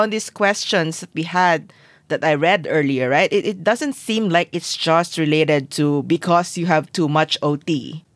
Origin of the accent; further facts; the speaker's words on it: Philippines; Being Filipino